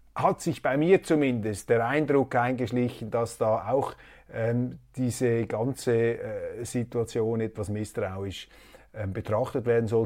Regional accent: Switzerland; als Schweizer

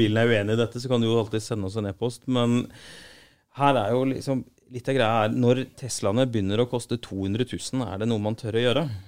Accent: Arendal, Agder, Norway; now in Oslo, Norway; Jeg er fra Arendal

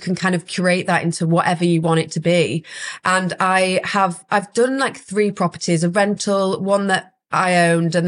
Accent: Huddersfield, Yorkshire and the Humber, United Kingdom; moved away as an adult; also born or lived in Leeds; now in London, United Kingdom; I'm from Huddersfield

